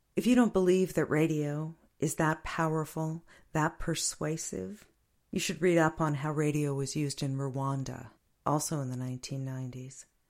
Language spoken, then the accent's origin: English; United States; when I was growing up in America